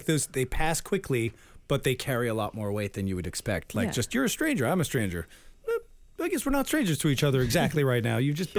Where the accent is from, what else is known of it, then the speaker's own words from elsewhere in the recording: Framingham, Massachusetts, United States; I'm from Framingham. They got a prison there.